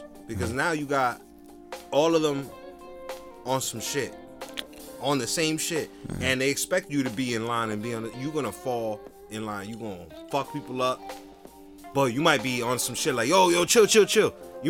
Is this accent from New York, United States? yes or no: no; Jersey City, New Jersey, United States; I grew up in Jersey City